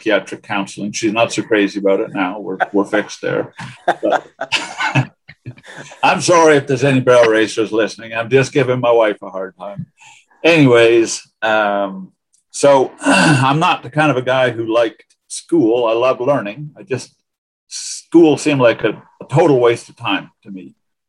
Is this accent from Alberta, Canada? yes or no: no; northwestern Ontario, Canada; moved away as an adult; I grew up in Ontario, Canada.